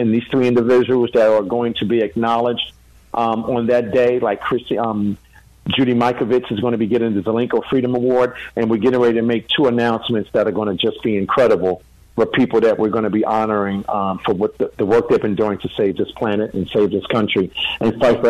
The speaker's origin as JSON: {"language": "English", "country": "United States", "also_born_or_lived": "New Jersey", "moved": "yes", "lives_now": "Wesley Chapel, United States", "said": "I'm in Wesley Chapel, and it's really been great. I'm enjoying Florida. I'm really enjoying Florida. Look, being a New Yorker and New Jerseyan, there's nothing better than Florida."}